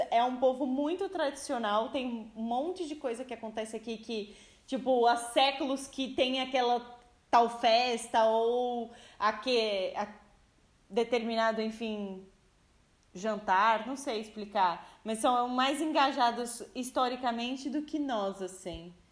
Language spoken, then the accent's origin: Portuguese; Brazil; now in Portugal; sou brasileira e falo você.